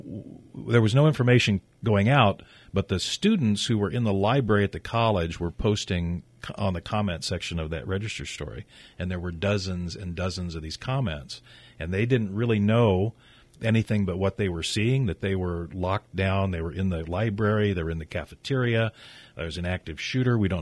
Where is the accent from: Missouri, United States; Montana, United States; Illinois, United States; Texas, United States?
Missouri, United States; Growing up in Missouri in the Show Me State